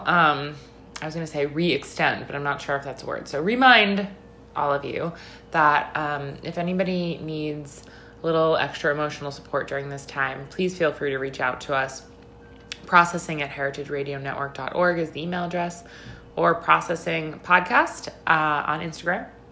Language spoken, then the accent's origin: English; Long Island, New York, United States; also born or lived in Brooklyn; have both lived in New York our whole lives grew up in Long Island, both of us.